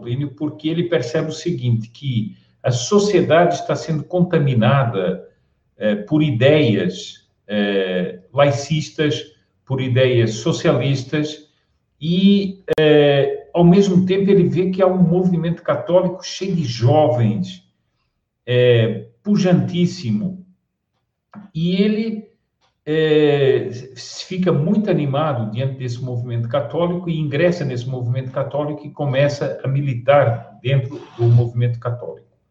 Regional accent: Portugal; moved away as an adult; also born or lived in Spain; now in Brazil; eu sou português, é, mas e há muitos anos que vivo no Brasil

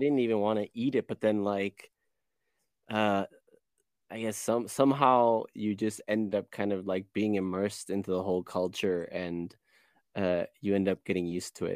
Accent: Chicago, Illinois, United States; now in Cologne, Germany; I was born and raised in Chicago, um, grew up on the west side

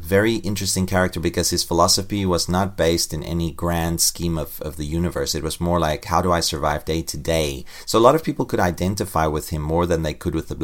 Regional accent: South Africa; growing up in South Africa, I, you know, in this racist atmosphere all the time in the 1970s and 80s

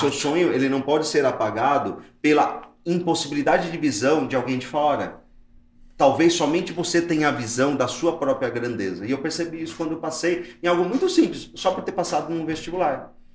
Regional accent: Mauá, São Paulo, Brazil; a gente veio de Mauá, da periferia de Mauá

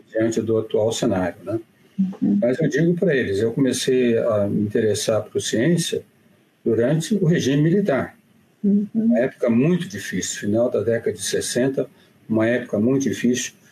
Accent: Minas Gerais, Brazil; moved away; eu sou mineiro

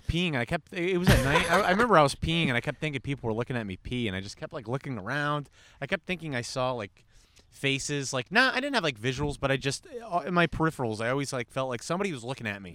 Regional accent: New York, United States; moved away; Originally from New York

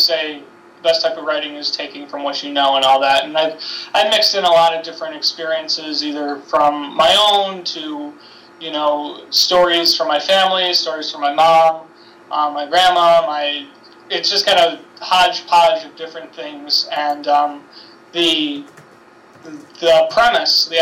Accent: Buffalo, New York, United States; I'm able to stay at my hometown

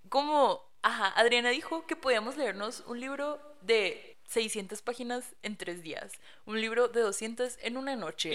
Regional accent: Caborca, Sonora, Mexico; en Caborca, de donde soy

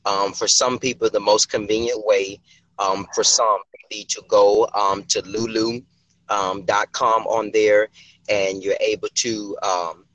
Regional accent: Thomasville, Georgia, United States; also born or lived in Savannah, Georgia; now in Jacksonville, United States; my hometown, the city of Thomasville, Georgia

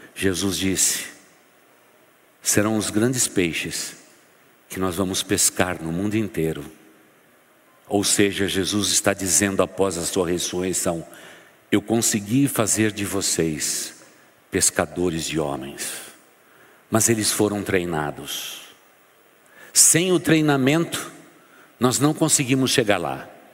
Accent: São Paulo, Brazil; Eu sou bem paulistano

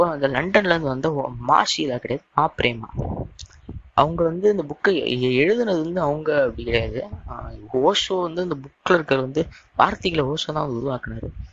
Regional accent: Tamil Nadu, India; first language Tamil; என் தாய்மொழி தமிழ் நான் இந்தியனாகவோ தமிழனாகவோ பிறந்தது

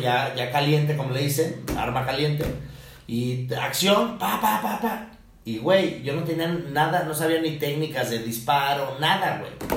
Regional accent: Almoloya de Juárez, State of Mexico, Mexico; en mi pueblo, que es al del Quisiras, mm del Quisiras, Estado de México

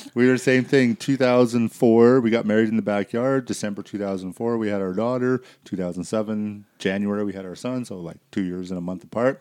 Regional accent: Surrey, British Columbia, Canada; moved away as an adult; also born or lived in Vancouver / Burnaby / Coquitlam / Abbotsford; now in Airdrie, Canada; I grew up in Surrey, and then I moved to Kelowna, and then I moved out here

